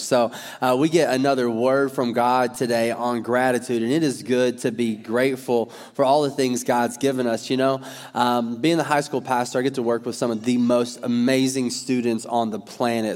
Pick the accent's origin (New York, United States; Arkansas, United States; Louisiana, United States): Arkansas, United States; I'm from Arkansas